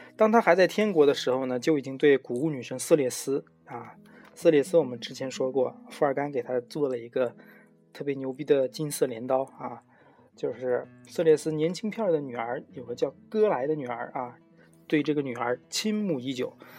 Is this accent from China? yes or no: yes; China; 我们中国人